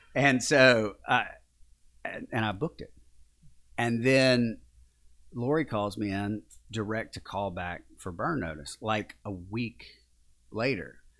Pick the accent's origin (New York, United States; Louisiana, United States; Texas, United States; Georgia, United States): Louisiana, United States; Mooringsport; also born or lived in Shreveport, Louisiana / Baton Rouge, Louisiana; I grew up in a, a very small town, it's twenty miles north of, I was born in Shreveport because they're you know, no hospitals in Morningsport, Louisiana, but that's actually where I'm from